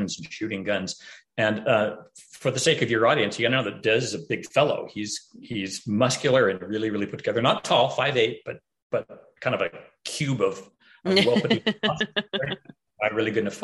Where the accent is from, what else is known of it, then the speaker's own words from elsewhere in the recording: Pacific Northwest, United States; I'm from the Pacific Northwest.